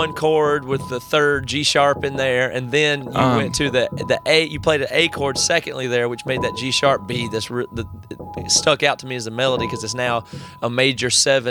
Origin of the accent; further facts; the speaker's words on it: South Carolina, United States; I grew up in South Carolina